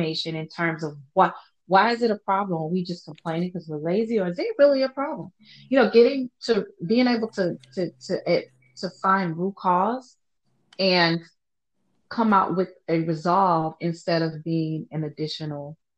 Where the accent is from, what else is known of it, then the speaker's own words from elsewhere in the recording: Louisiana, United States; I am from Louisiana, where we're constantly, as a just normal way of being, you apologize for everything. You're Southern nice